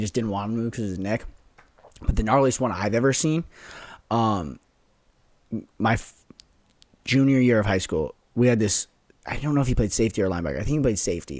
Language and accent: English; Las Vegas, Nevada, United States; moved away; play from my hometown